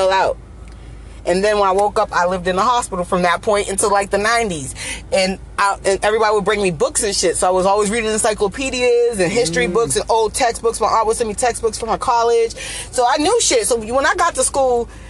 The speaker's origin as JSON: {"language": "English", "region": "New England", "country": "United States", "said": "I'm from New England"}